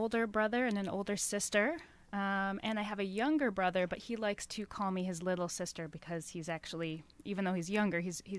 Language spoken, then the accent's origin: English; Rochester, New York, United States; also born or lived in Buffalo, New York; now in Ohio, United States; I was born in Buffalo, New York, and raised in Rochester, New York.